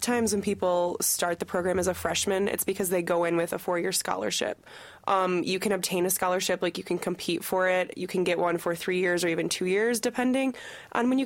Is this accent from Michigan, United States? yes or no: yes; Michigan, United States; I'm from Michigan